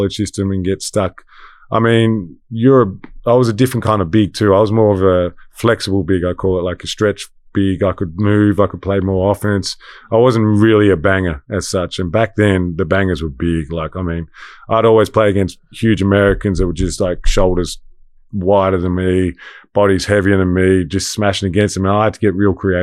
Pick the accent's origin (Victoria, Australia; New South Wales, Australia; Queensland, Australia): Victoria, Australia; Frankston; moved away as an adult; I'm Australian, but I have the European background. I got a lot of family in Denmark.